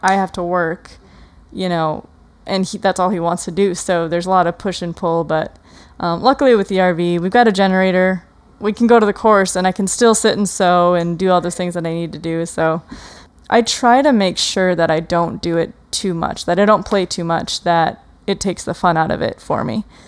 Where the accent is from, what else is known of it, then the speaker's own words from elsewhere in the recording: Wisconsin, United States; I grew up in Wisconsin, so it's super humid in the, in the summer